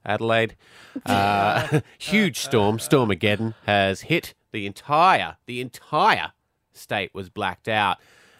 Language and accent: English; Scotland, United Kingdom; now in Australia; when I was born in Scotland, we lived in housing estates, which are large, tall tenement buildings.